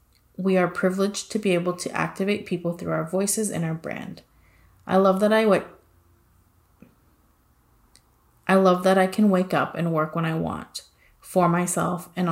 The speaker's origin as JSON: {"language": "English", "town": "Seattle", "region": "Washington", "country": "United States", "tie": "born or raised there", "said": "born and raised in Seattle, Washington"}